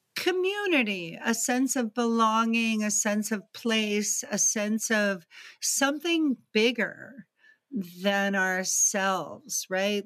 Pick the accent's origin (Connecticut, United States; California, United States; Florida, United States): Connecticut, United States; Greenwich; also born or lived in East Texas; we actually moved to Greenwich, Connecticut, which is outside New York City